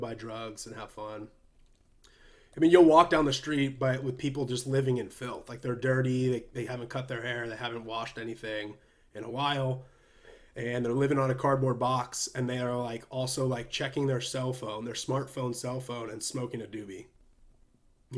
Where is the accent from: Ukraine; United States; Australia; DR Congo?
United States; we as American Christians